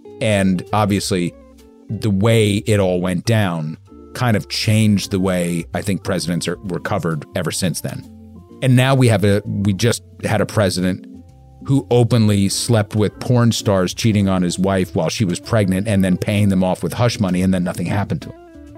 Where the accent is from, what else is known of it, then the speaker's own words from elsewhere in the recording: New York, United States; So I grew up in New York